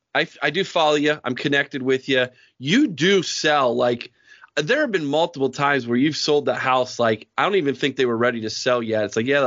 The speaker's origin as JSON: {"language": "English", "town": "Mount Vernon", "region": "Ohio", "country": "United States", "tie": "born or raised there", "said": "you were born and raised in Mount Vernon, Ohio, like me."}